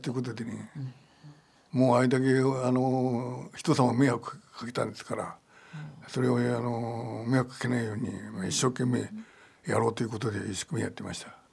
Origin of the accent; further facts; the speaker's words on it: Niigata, Japan; accent: Niigata dialect; moved away as an adult; now in Takasaki, Japan; 私も新潟弁ですから